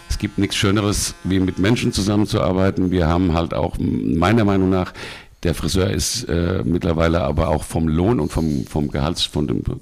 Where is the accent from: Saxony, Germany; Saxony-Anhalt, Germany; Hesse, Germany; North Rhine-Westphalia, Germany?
Hesse, Germany; Bad Nauheim; born there; Ich bin natürlich in Bad Nauheim geboren, bin da auch.